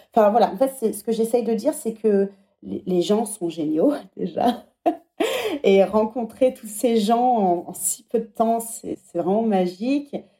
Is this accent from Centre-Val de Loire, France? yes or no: yes; Centre-Val de Loire, France; moved away as an adult; also born or lived in England; now in Paris, France; les châteaux de la Loire, c'est là d'où je viens.